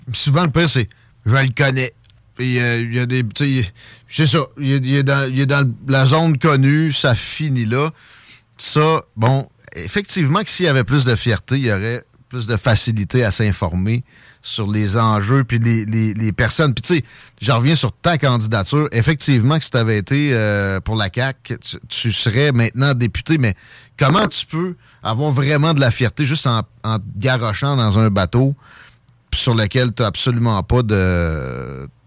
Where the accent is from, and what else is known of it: Quebec, Canada